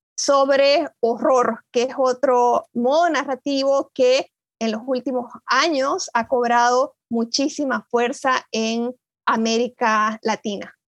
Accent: Bolivia; moved away as an adult; also born or lived in Buenos Aires, Argentina; now in Ithaca, United States; me fui de Bolivia hace muchos años, ya hace más de 10 años que vivo en, en Ítaca, en, los Estados Unidos

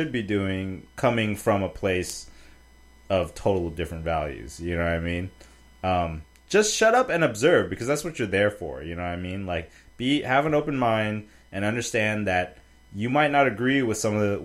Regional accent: United States; I'm just American

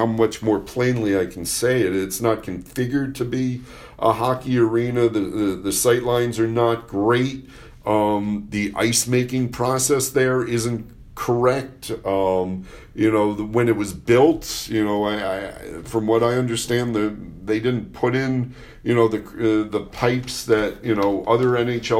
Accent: New York City, New York, United States; the way I was raised in Lower Manhattan

